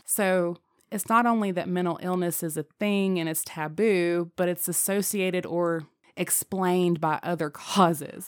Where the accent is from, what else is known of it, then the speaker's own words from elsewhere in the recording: Appalachia, United States; as an Appalachian myself